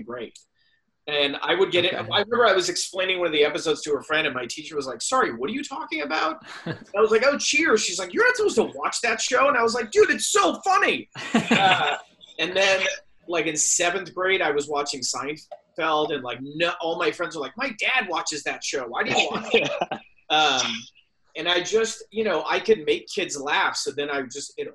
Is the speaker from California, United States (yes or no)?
yes; Silicon Valley, Bay Area, California, United States; now in Los Angeles, United States; I'm from the Silicon Valley, like the Bay Area